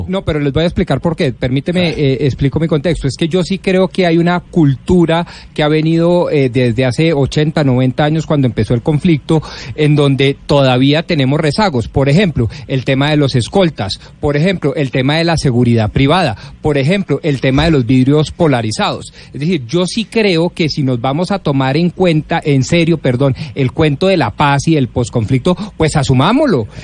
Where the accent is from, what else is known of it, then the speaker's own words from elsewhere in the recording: Colombia; Nosotros como colombianos